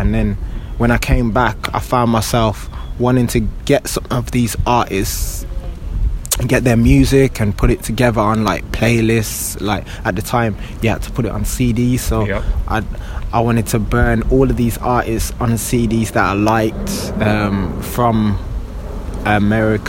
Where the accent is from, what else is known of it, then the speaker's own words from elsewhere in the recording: Birmingham, West Midlands, United Kingdom; now in London, United Kingdom; I was born and bred in Birmingham